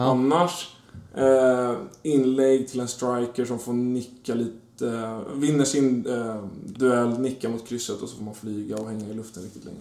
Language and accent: Swedish; Danderyd, Stockholm County, Sweden; första fem åren innanför tullarna och sen efter det i Danderyd utanför